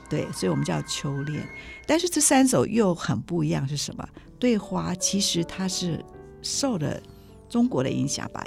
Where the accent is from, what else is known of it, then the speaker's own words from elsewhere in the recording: Taiwan; 我们台湾人居然可以把它溶解成为一种台湾的语言